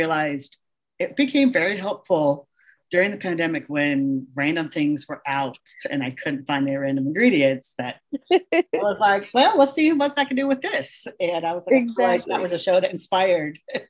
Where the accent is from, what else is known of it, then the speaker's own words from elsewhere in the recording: Oregon, United States; moved away; I grew up in Oregon